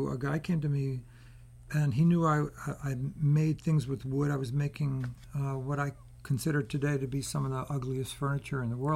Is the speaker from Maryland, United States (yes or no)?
yes; Baltimore, Maryland, United States; moved away as an adult; also born or lived in San Francisco; I grew up in Baltimore.